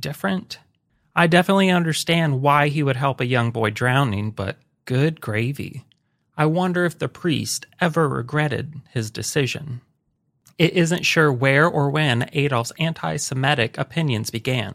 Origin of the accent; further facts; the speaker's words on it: United States; being an American